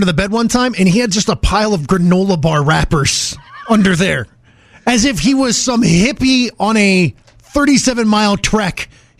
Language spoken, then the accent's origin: English; Ohio, United States; now in Atlanta, United States; when I was growing up in Ohio